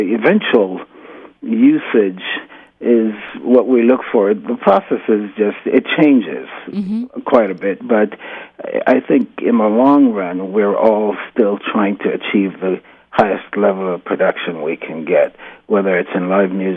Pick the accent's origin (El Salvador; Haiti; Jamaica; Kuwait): Jamaica; moved away as an adult; also born or lived in New York City / Massachusetts / Vienna / Los Angeles; I grew up in Jamaica until I was about 18.